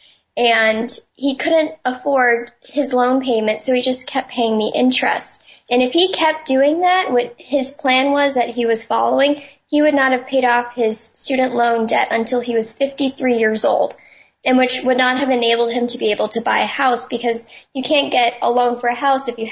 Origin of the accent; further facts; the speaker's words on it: New Hampshire, United States; I'm from New Hampshire, which is the first of the nation primary state.